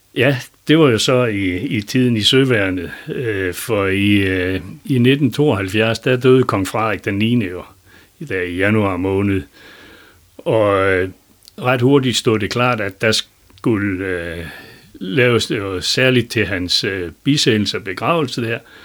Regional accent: Lendum, North Denmark Region, Denmark; accent: Vendsyssel dialect; also born or lived in Elling; hjemme i Lendum

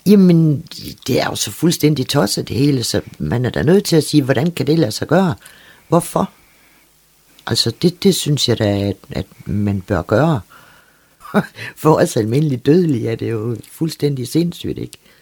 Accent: Læsø, North Denmark Region, Denmark; Så jeg endte jo så på Læsø ved min mormor

